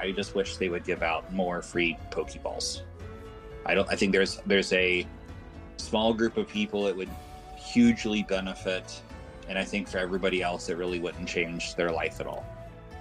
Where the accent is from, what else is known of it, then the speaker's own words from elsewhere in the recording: West Virginia, United States; we're both from West Virginia